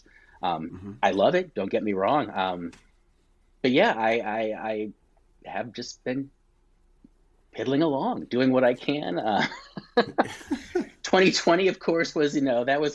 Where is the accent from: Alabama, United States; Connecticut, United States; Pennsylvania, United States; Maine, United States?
Connecticut, United States; moved away as an adult; now in Florida, United States; I'm down here in Florida. Not from Florida. I'm from Connecticut. Been down here about 10 years